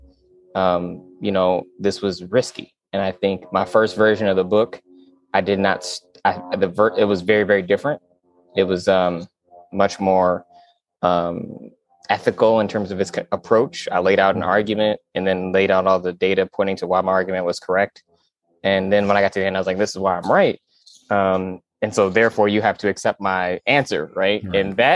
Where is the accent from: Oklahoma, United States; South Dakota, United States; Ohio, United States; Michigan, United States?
Michigan, United States; West; I'm from West Michigan